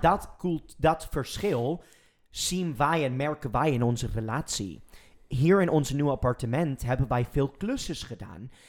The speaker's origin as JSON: {"language": "Dutch", "country": "United States", "second_language": "Dutch", "moved": "yes", "lives_now": "Netherlands", "said": "en dan ben ik Amerikaans"}